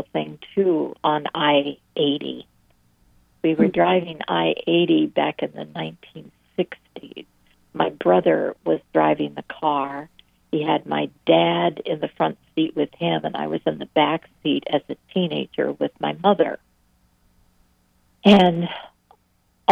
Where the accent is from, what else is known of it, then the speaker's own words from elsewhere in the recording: Iowa, United States; moved away as an adult; now in Virginia, United States; I come from the Midwest, actually. I come from Iowa. I live in Virginia now